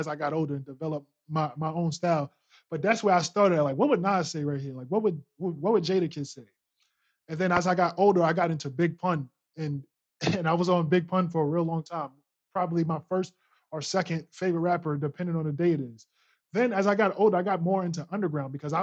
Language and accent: English; New York City, New York, United States; I'm from, born and raised in Queens, New York, Long Island City